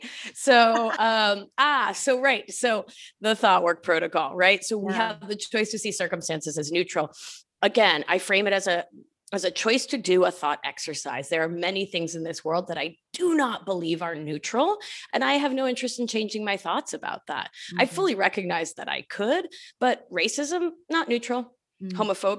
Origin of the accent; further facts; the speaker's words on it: United States; I am not from India. I am Argentine American. This is not the work of my culture.